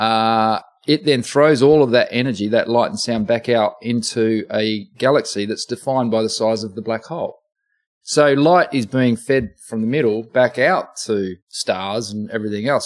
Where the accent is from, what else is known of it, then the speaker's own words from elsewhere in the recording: Oxford, South East England, United Kingdom; now in Australia; I was born in England. I was born on the grounds mm. of hmm. Oxford University.